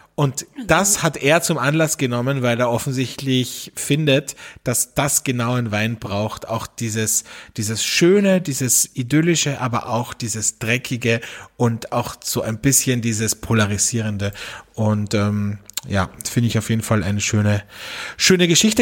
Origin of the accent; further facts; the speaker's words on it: Austria; bei uns in Österreich